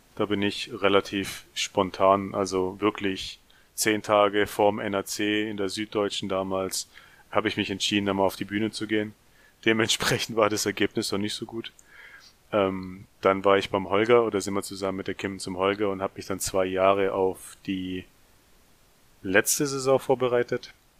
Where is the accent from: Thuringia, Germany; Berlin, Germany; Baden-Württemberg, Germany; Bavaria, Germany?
Baden-Württemberg, Germany; near Ludwigsburg; Bin auch aus der Nähe von Ludwigsburg. Äh, Ludwigsburg liegt übrigens in der Nähe von Stuttgart. Für die, die das kleine Käffle hier nicht kennen.